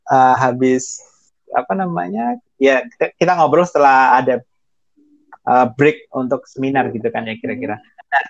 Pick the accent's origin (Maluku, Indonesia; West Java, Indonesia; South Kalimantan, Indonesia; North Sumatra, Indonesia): Maluku, Indonesia; Ambon; saya kan dengan saya ini beda secara fisik dengan teman-teman saya di Ambon gitu